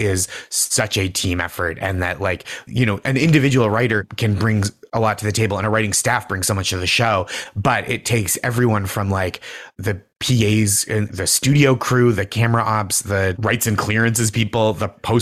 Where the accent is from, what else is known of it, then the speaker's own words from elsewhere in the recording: Massachusetts, United States; I grew up in Massachusetts.